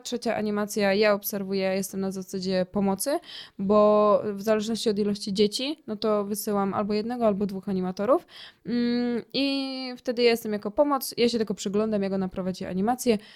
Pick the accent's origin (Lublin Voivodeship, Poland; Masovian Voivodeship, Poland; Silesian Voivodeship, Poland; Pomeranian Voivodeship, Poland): Silesian Voivodeship, Poland; Ruda Śląska; also born or lived in Sosnowiec; Ja jestem z Rudy Śląskiej i tutaj e, później całą działalność przeniosłam do Sosnowca